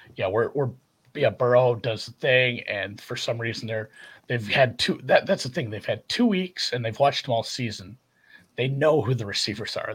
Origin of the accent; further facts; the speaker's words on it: Minnesota, United States; I'm from Minnesota